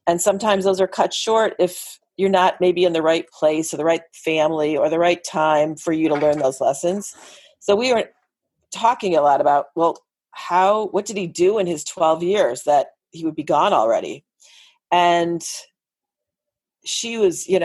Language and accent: English; Northern Illinois, United States; moved away as an adult; now in Los Angeles, United States; where we grew up in Illinois